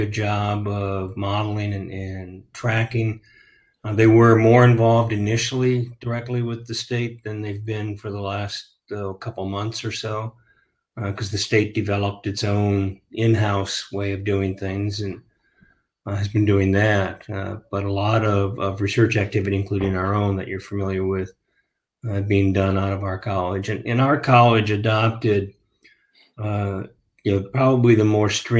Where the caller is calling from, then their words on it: Lee's Summit, Missouri, United States; also born or lived in Iowa; calling in from Lee's Summit, Missouri, which is in metropolitan Kansas City area